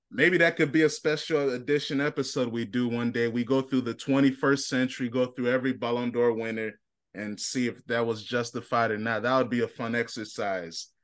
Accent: United States; I'm an American.

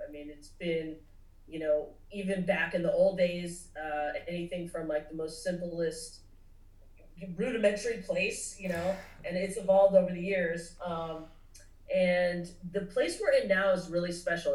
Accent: Nashville, the South, United States; also born or lived in Los Angeles, United States; growing up in the South

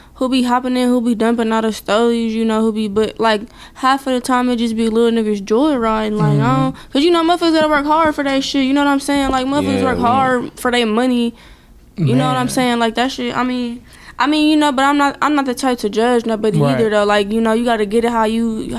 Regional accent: Milwaukee, Wisconsin, United States; Milwaukee. All around Milwaukee

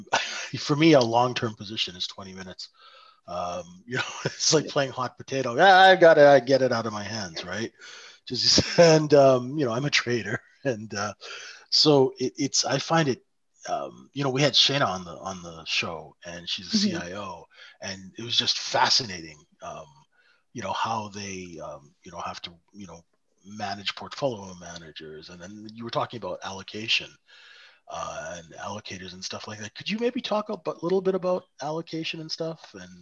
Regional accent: Vancouver, British Columbia, Canada; I was also from Vancouver too, which is if you hold something for more than 20 minutes, you're holding it forever.

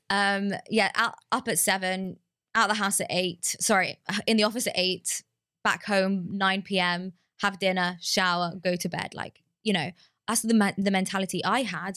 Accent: London, United Kingdom; moved away; growing up in London

